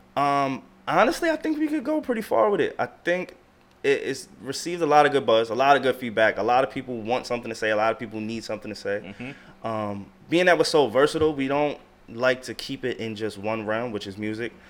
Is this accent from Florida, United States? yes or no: no; Long Island, New York, United States; also born or lived in Queens, New York / Delaware; I was born in Long Island, Long Island, New York